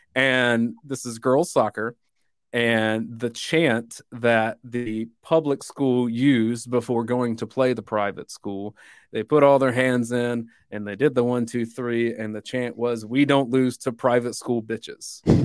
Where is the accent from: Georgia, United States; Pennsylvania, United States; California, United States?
Georgia, United States; Dublin; my hometown's Dublin, Georgia.